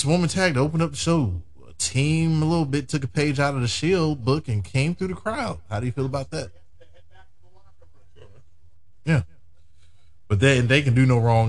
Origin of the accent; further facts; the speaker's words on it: United Kingdom; I'm British